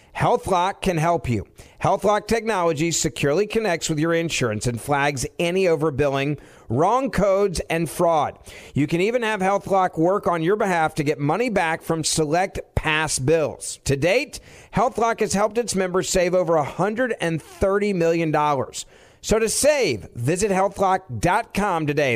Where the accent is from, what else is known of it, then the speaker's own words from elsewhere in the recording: Chicago, Illinois, United States; my hometown of Chicago